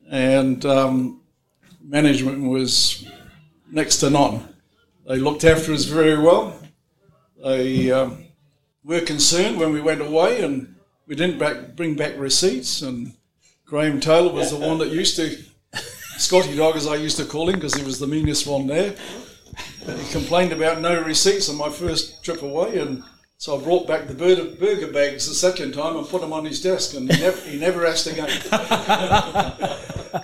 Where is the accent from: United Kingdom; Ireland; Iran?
United Kingdom; England; accent: Pommy; very quickly they knocked my Pommy accent out of me